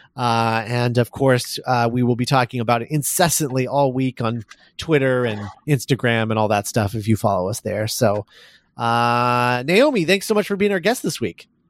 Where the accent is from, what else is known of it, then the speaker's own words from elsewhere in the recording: Columbus, Indiana, United States; my hometown of Columbus, Indiana